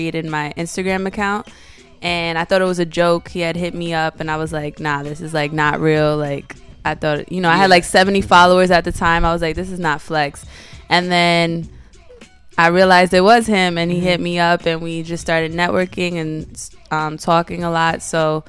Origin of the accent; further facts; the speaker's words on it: New York, United States; I'm from the Lower East Side